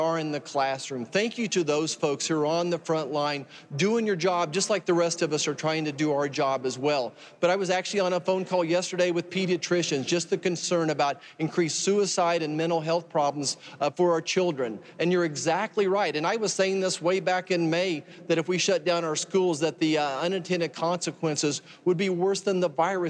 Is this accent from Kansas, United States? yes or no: yes; Kansas, United States; my home state of Kansas